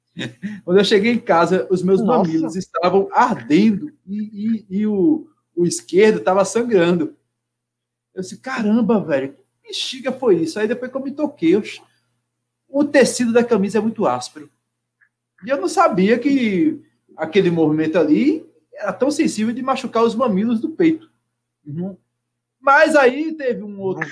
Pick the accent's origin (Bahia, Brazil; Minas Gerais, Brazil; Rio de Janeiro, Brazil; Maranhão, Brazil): Minas Gerais, Brazil; Eu sou mineiro